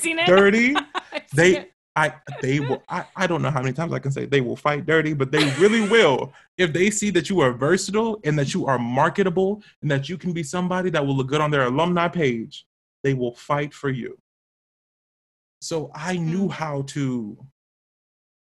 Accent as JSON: {"language": "English", "town": "Atlanta", "region": "Georgia", "country": "United States", "tie": "born or raised there", "said": "I grew up in Atlanta"}